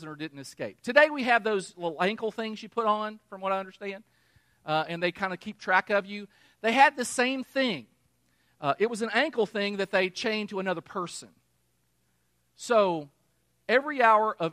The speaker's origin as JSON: {"language": "English", "region": "Kentucky", "country": "United States", "also_born_or_lived": "New Mexico / Texas / Missouri", "moved": "yes", "said": "I'm from Kentucky. Remember, I'm from Kentucky. I lived in New Mexico for a while. I've lived in Texas. I lived in Missouri."}